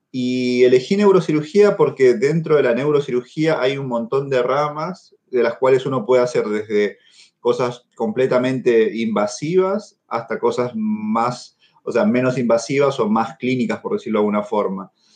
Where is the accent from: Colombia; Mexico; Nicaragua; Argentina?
Argentina; moved away as an adult; also born or lived in Peru / La Plata, Argentina / Buenos Aires, Argentina; now in Germany; yo en realidad nací en Perú, pero desde muy chiquito vivo en, Argentina